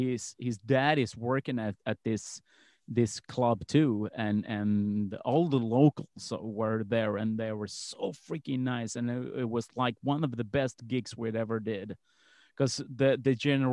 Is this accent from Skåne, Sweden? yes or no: yes; Malmö, Skåne, Sweden; I grew up in Malmo